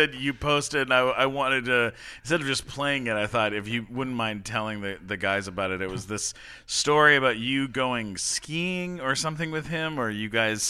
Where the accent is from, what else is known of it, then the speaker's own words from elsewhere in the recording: Canada; I'm Canadian.